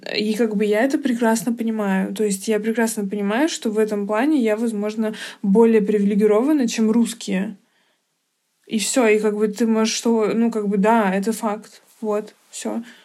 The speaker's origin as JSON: {"language": "Russian", "country": "Georgia", "moved": "yes", "lives_now": "Moscow, Russia", "said": "я с Кавказа, но тем не менее, что я из Грузии"}